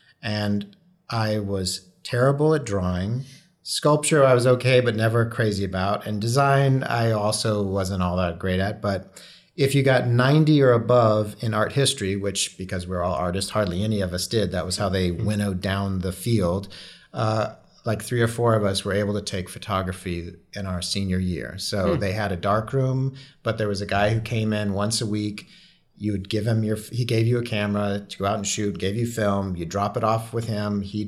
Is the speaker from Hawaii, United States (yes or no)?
yes; Hawaii, United States; born there; also born or lived in North Carolina / California; Yeah, no, I was born in Hawaii. I had a hippie kind of childhood. We moved all over the U.S. But I was in North Carolina at the time, just for those years of high school.